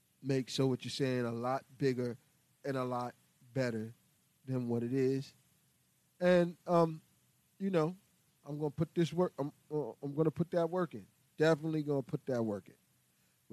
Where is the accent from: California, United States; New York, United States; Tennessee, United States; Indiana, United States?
New York, United States; New York City; I was born and raised here in New York City